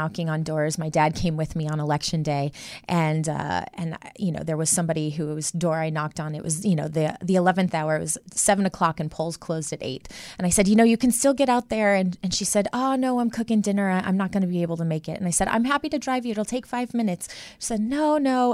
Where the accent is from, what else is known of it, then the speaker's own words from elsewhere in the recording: Midwest, United States; born and raised in the Midwest